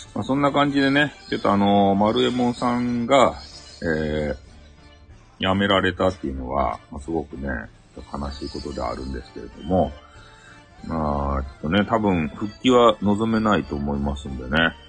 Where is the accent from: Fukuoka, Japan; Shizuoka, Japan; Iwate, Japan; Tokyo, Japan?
Fukuoka, Japan; Hakata; accent: Hakata dialect